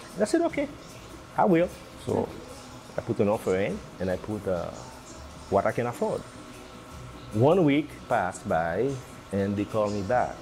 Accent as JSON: {"language": "English", "country": "Haiti", "moved": "yes", "lives_now": "San Rafael, United States", "said": "I'm from the Caribbean, I'm from Haiti"}